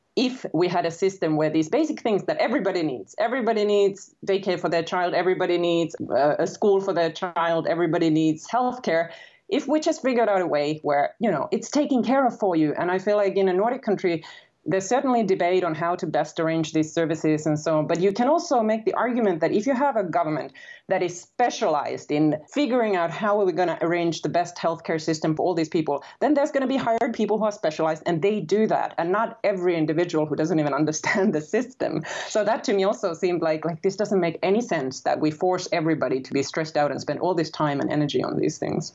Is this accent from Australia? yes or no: no; Finland; moved away as an adult; also born or lived in United States; I'm originally from Finland and I grew up in Finland